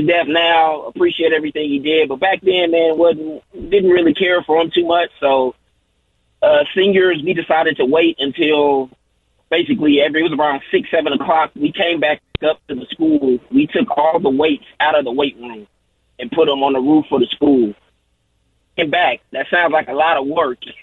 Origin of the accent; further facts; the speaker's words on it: Indianapolis, Indiana, United States; now in Dallas, United States; I'm from Indianapolis